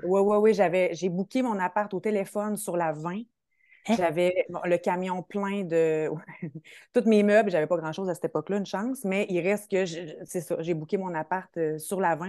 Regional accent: Quebec City, Quebec, Canada; j'ai fait un DEC au Collège Garneau, je suis de Québec

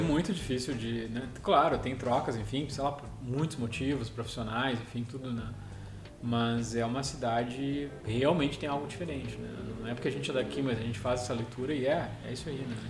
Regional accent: Gramado, Rio Grande do Sul, Brazil; Quando eu era criança, a gente morou ali

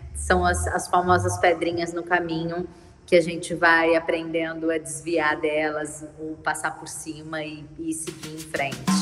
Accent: São Paulo, Brazil; moved away as an adult; now in Rio de Janeiro, Brazil; eu sou de São Paulo

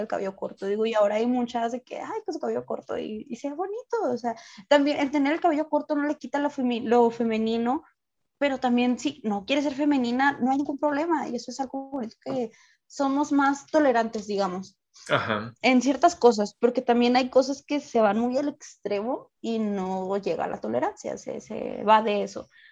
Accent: Ciudad Juárez, Chihuahua, Mexico; tengo pues muchos compañeros que pues no son de aquí

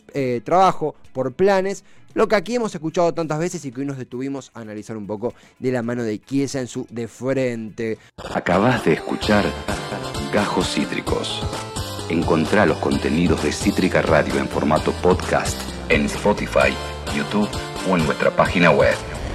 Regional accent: Argentina; nosotros como argentinos

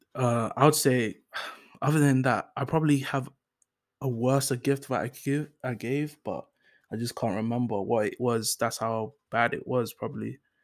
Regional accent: London, United Kingdom; first language English; also born or lived in Enfield, North London; I moved to South London. Um, I moved to South Norwood

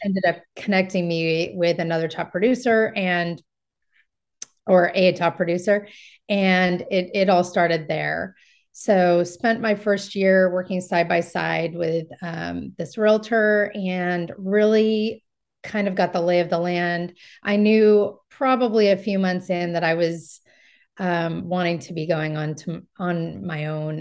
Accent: Marin County, California, United States; I'm from Marin County and it helps that I have connections here in Marin County

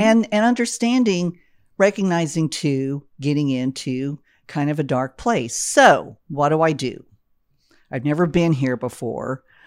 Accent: Austin, Texas, United States; moved away; I'm originally from Austin, Texas, one of the hippest, coolest cities in the country

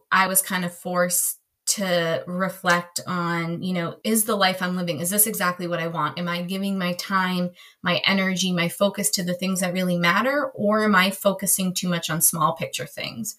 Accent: right outside of Massachusetts, United States; now in Maryland, United States; I grew up right outside of Massachusetts.

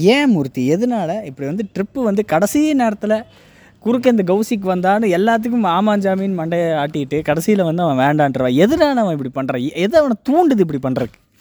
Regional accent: Coimbatore, Tamil Nadu, India; நாங்கள் கோயம்புத்தூர்காரங்க

